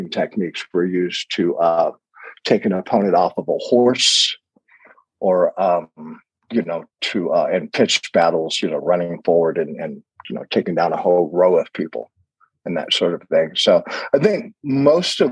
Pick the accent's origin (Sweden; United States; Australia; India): United States; now in Colorado, United States; I'm an American